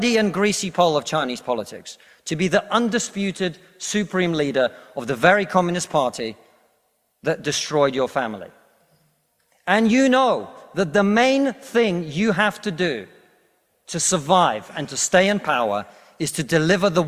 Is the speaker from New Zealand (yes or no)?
no; Russia; now in United Kingdom; I come from Russia